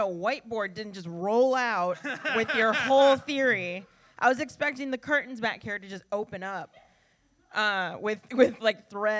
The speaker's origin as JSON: {"language": "English", "town": "Joliet", "region": "Illinois", "country": "United States", "tie": "born or raised there", "said": "where I grew up in Joliet, Illinois."}